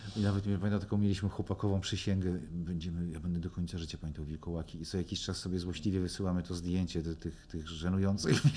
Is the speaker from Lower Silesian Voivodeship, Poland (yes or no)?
yes; Legnica, Lower Silesian Voivodeship, Poland; jestem z Legnicy